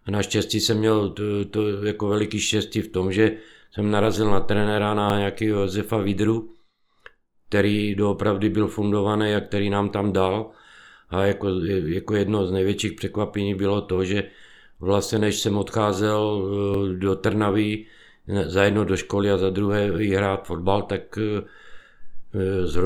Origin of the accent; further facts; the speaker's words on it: Vyškov, South Moravian Region, Czechia; born there; also born or lived in Krnov; Já jsem se narodil vlastně ve Výškově na Moravě. A, ale v 68. roce, když vlastně nás přišli osvobodit, tak táta byl vlastně eh, voják z povolání, bydleli jsme v Krnově